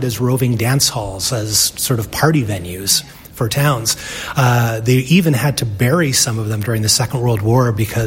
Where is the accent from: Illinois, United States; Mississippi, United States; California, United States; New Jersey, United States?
Illinois, United States; also born or lived in Chicago; I grew up in Illinois. For my first day of college, it was when I moved to Chicago